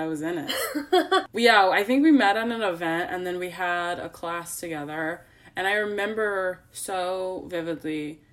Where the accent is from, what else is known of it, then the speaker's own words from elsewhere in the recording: Chicago, Illinois, United States; I'm from Chicago